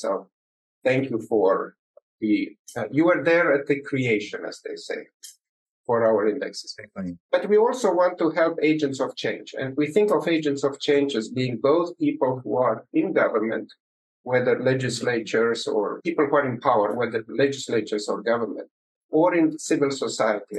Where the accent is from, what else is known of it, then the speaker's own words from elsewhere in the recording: Romania; moved away; I started uh, life in uh, in communist Romania